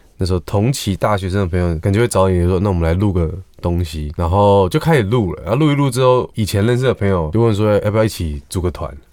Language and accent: Chinese; Taipei, Taiwan; 我也是台北人